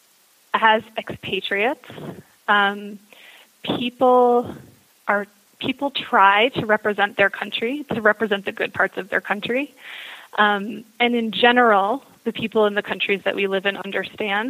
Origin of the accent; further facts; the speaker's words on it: United States; moved away; spending large portions of your life outside of the United States as an American